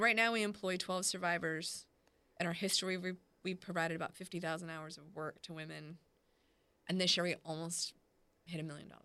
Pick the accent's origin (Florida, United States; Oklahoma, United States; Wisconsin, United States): Florida, United States; Clearwater; also born or lived in Texas / Orlando, Florida / Augusta, Georgia; now in Jacksonville, United States; I grew up in Clearwater, Florida, and a little bit in Texas and Orlando. I've been in Jacksonville about nine years